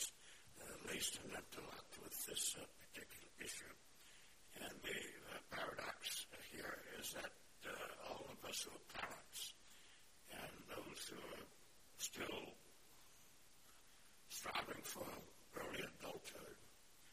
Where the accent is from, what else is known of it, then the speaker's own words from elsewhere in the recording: the South, United States; I'm from the South